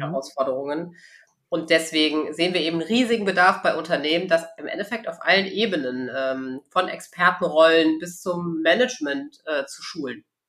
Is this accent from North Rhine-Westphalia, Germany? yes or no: yes; Bonn, North Rhine-Westphalia, Germany; moved away as an adult; now in Cologne, Germany; Ich bin äh, ganz gebürtige Rheinländerin. Also bin in oh. Bonn geboren, ähm, früher auf Rotmariechen gewesen.